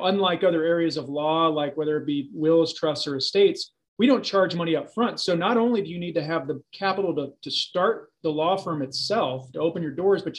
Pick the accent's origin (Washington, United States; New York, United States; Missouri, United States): Missouri, United States; St. Louis; So I grew up here in St. Louis, grew up specifically in Baldwin. Homegrown here and educated here in St. Louis as well